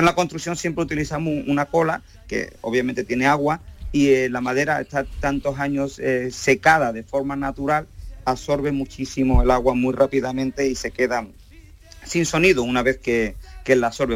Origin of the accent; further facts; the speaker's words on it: Camas, Andalusia, Spain; Yo soy originalmente de Camas, un pueblecito de Sevilla